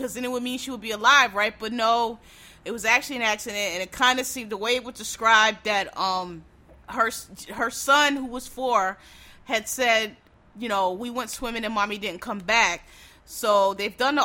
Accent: Philadelphia, Pennsylvania, United States; I'm from Philadelphia. Our river, the Schuylkill River

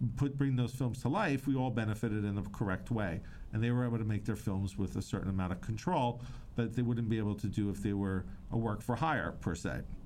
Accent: Long Beach, New York, United States; now in Miami, United States; I am originally from Long Beach, New York

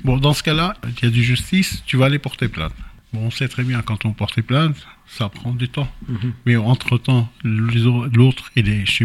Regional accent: Jerusalem, Jerusalem District, Israel; moi que je suis né là-bas, j'ai grandi à Jérusalem, j'ai fait toutes mes études là-bas

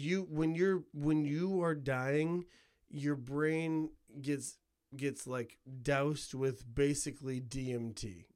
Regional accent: Couts, Indiana, United States; I'm from Couts, dude. Couts, Indiana

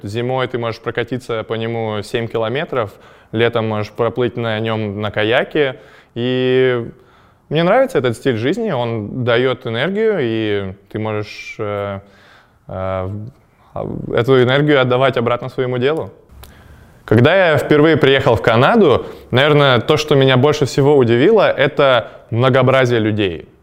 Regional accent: Chelyabinsk, Chelyabinsk Oblast, Russia; moved away as an adult; also born or lived in Ottawa, Canada; я из Челябинска

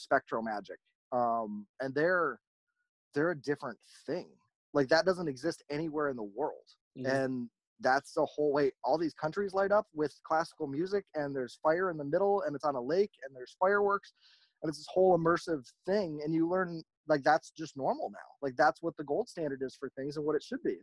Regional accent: Michigan, United States; I grew up in Michigan

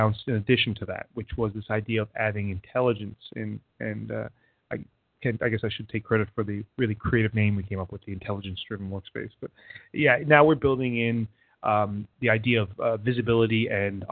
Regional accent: Canada; moved away as an adult; now in Boston, United States; I'm a Canadian that lives in Boston for the last 15 years. So you might hear a number of different accents come out

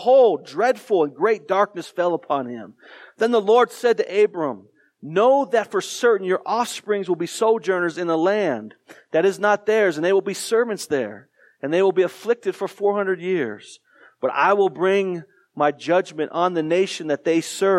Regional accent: Tucson, Arizona, United States; I grew up in Tucson, Arizona

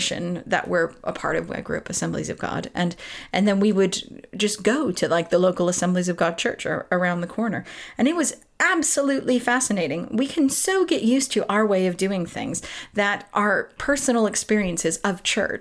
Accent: Southern California, United States; moved away as an adult; now in United Kingdom; I grew up in Southern California

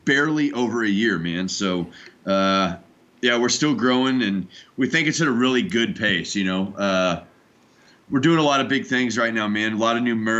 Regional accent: St. Louis, Missouri, United States; now in Quad Cities, United States; I'm actually from St. Louis originally

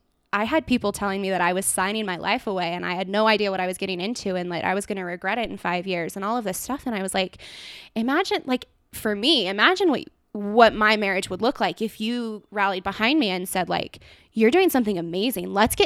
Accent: California, United States; Like, I'm born and raised California girl

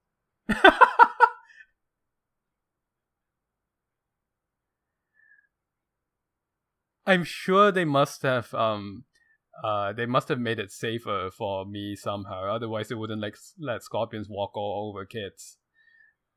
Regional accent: Malaysia; now in United States; I come from Malaysia

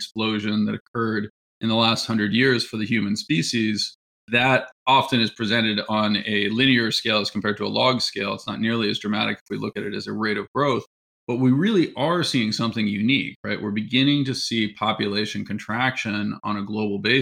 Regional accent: San Francisco, California, United States; also born or lived in Pennsylvania; I'm from the San Francisco area, which is where I'm speaking from right now, actually, but went east to go to college

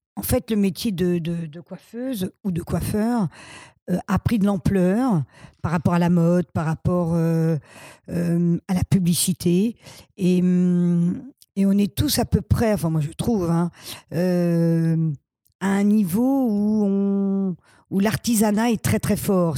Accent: Paris, Île-de-France, France; je suis né à Paris 12e et je suis, euh, j'ai vécu à Paris qu'à Paris

